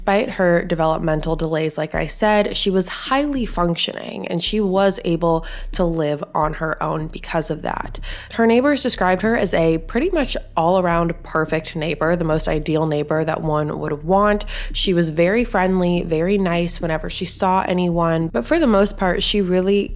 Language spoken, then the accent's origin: English; Southern California, United States; I am from Southern California